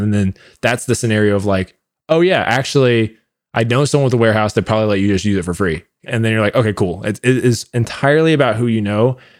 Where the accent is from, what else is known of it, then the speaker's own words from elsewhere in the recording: Orlando, Florida, United States; now in Austin, United States; I'm from Orlando and I'm still in a bunch of Facebook groups from there